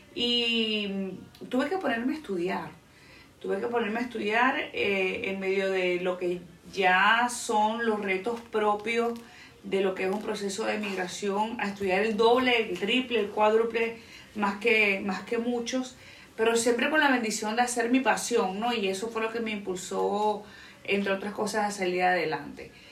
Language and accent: Spanish; Venezuela; moved away as an adult; now in Dominican Republic; soy venezolana, tengo cuatro años viviendo en la República Dominicana